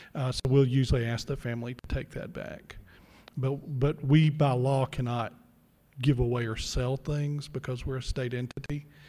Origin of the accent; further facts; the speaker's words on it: Mississippi, United States; we're both from Mississippi